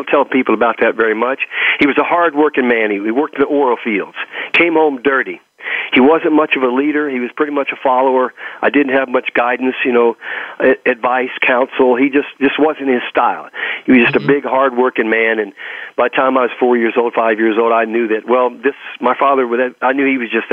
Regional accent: Texas, United States; accent: Texas; my Texas accent

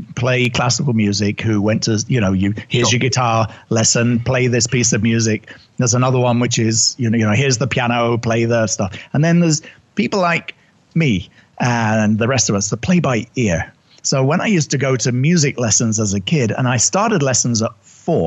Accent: United Kingdom; accent: English; moved away as an adult; also born or lived in New York City; I'm originally British

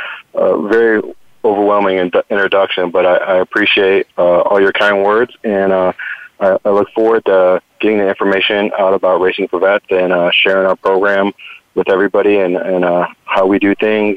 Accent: Cleveland, Ohio, United States; also born or lived in Cincinnati / California; now in Tampa, United States; And coming from Ohio, where typically I moved from Cleveland to Cincinnati, and I thought, you know, I wasn't going to get the effects of winter in Cincinnati.

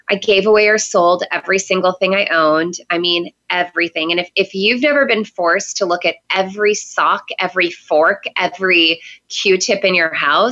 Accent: Seattle, Washington, United States; also born or lived in San Diego / Florida; now in New York, United States; Seattle originally, but I moved to New York from San Diego

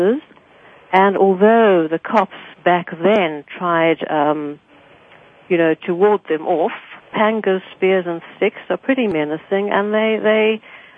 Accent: Johannesburg, Gauteng, South Africa; I was born in Johannesburg

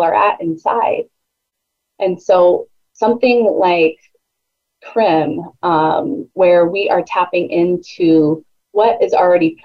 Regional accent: South San Francisco, California, United States; moved away as an adult; now in Oahu, United States; I was born and raised in South San Francisco, California

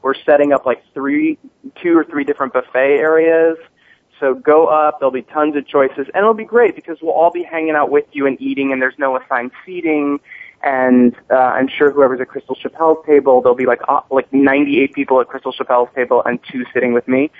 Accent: Palm Springs, California, United States; Palm Springs, California, um, where I actually live, my hometown

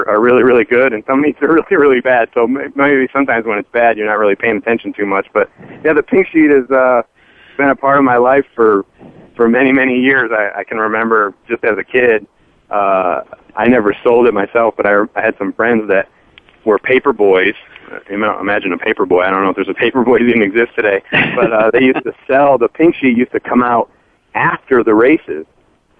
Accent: Saratoga Springs, New York, United States; I grew up in Saratoga

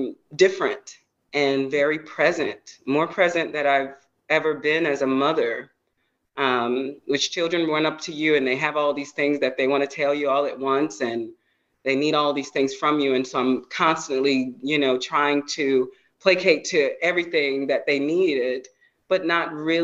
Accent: the South, United States; going to church and being a Baptist girl growing up in the South

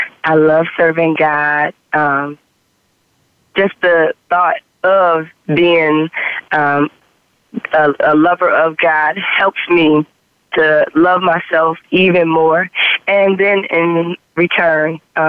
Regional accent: Niagara Falls, New York, United States; now in Charlotte, United States; I am originally from Niagara Falls, New York. I've been in Charlotte since 2006.

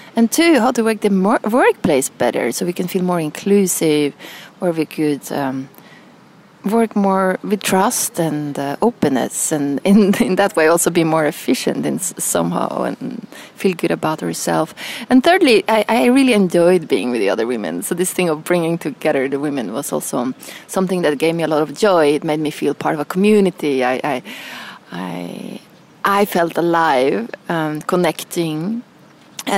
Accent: Norway; moved away as an adult; also born or lived in Milan; growing up in Norway.

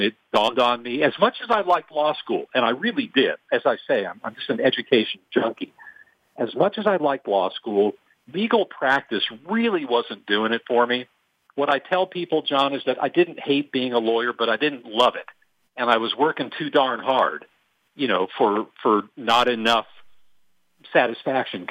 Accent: Los Angeles, California, United States; also born or lived in Athens, Ohio; brought me back to Los Angeles, which is my hometown

